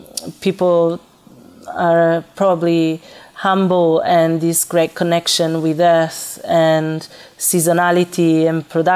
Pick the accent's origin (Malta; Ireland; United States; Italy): Italy; Florence, Tuscany; moved away as an adult; also born or lived in Calabria / Naples / Milan; now in Australia; But I was born in Calabria, and my family moved to Florence when I was very young, so that's where I grew up.